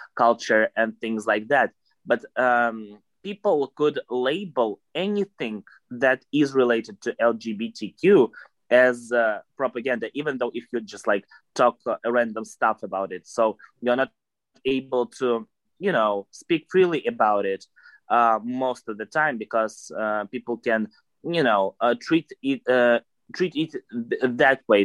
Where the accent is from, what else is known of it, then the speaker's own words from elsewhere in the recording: Moscow, Russia; I'm from Moscow, Russia, from the capital of Russia, basically.